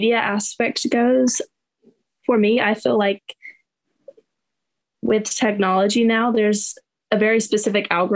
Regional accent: North Carolina, United States; I'm from North Carolina.

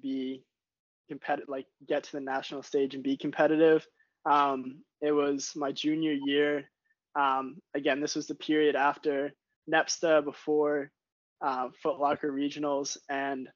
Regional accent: Glastonbury, Connecticut, United States; I grew up in Glastonbury, which is like, I was a day student, 20 minutes from Loomis.

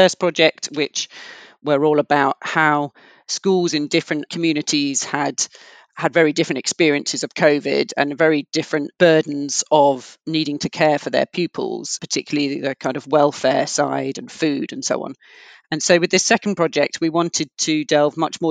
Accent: London, United Kingdom; I grew up in London in kind of very diverse area

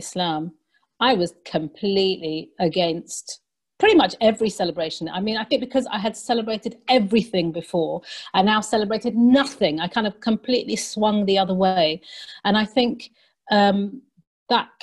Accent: London, United Kingdom; moved away as an adult; now in Manchester, United Kingdom; I'm from London.

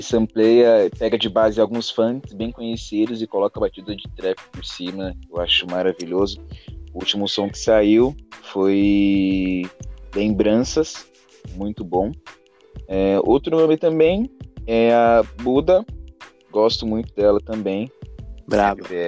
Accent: Praia Grande, São Paulo, Brazil; eu também sou da Praia Grande

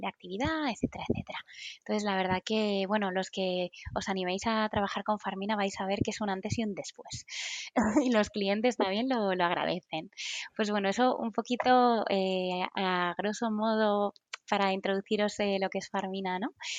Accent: Madrid, Community of Madrid, Spain; en Madrid, de donde soy

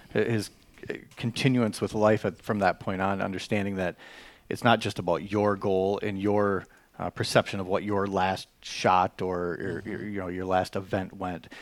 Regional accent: Chippewa Falls, Wisconsin, United States; I was born and raised in the Chippewa Valley here, uh, Chippewa Falls. I, I've called home my whole life.

